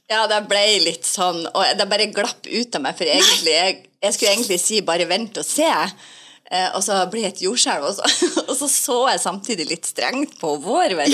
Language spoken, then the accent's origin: Norwegian; Northern Norway, Norway; Jeg kommer fra Nord-Norge.